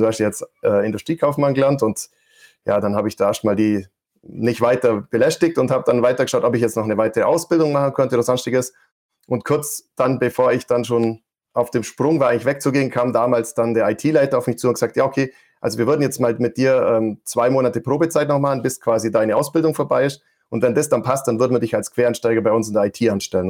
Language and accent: German; Allgäu, Bavaria, Germany; vielleicht hört man es noch, ich versuche es immer zu verbergen. Ich komme aus dem Allgäu